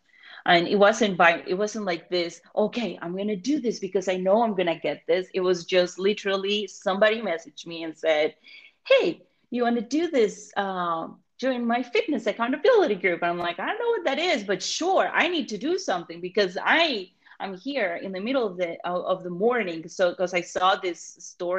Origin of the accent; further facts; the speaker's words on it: Colombia; moved away; I'm not American, right? I'm from Colombia.